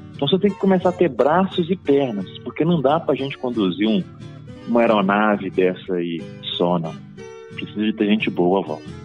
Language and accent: Portuguese; Itabira, Minas Gerais, Brazil; sou natural de Minas Gerais